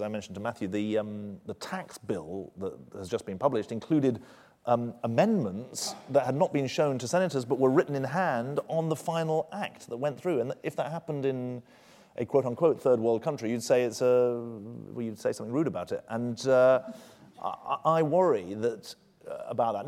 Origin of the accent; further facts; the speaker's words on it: United Kingdom; moved away; I'm, uh, as British and patriotically British as I've ever been